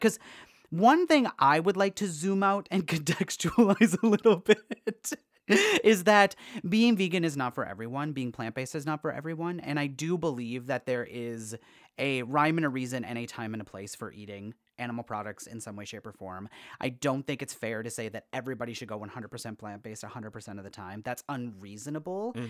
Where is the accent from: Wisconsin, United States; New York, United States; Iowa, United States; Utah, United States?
Wisconsin, United States; We're both from Wisconsin